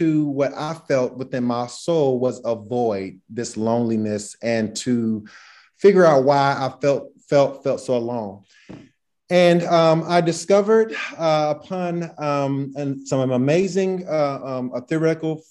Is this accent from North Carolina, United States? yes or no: yes; North Carolina, United States; moved away as an adult; now in Oregon, United States; I was born and raised pretty much in North Carolina